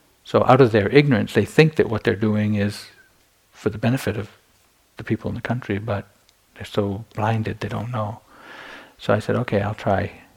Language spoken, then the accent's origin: English; United States; moved away as an adult; also born or lived in Myanmar; I'm an American monk